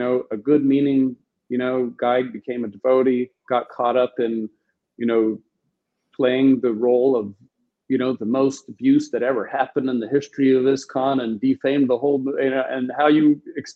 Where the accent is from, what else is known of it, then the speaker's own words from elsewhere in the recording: New Vrindaban, West Virginia, United States; I was born and raised in New Vrindavan